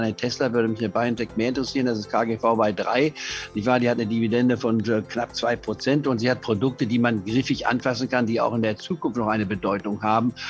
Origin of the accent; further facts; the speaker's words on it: Leipzig, Saxony, Germany; ich bin ja in Leipzig geboren vor 78 Jahren